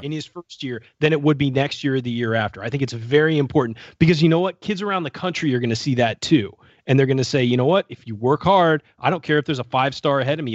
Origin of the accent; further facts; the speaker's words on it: California, United States; moved away; also born or lived in Indiana / Milwaukee; I grew up in California.